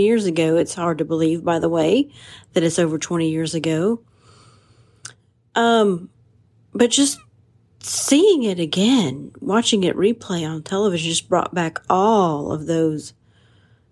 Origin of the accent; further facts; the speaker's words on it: United States; I'm an American first